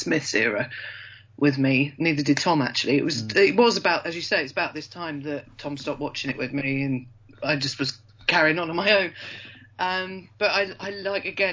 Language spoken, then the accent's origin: English; Yorkshire and the Humber, United Kingdom; I am from Yorkshire.